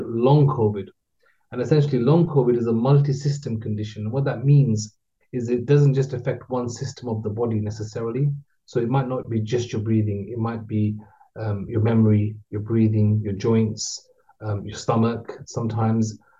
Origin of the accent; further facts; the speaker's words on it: Luton, East of England, United Kingdom; I was born in Luton, grew up in Luton